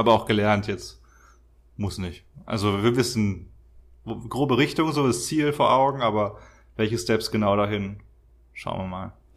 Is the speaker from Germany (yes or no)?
yes; Germany; moved away; Wir sind eh schon sehr privilegiert als Deutsche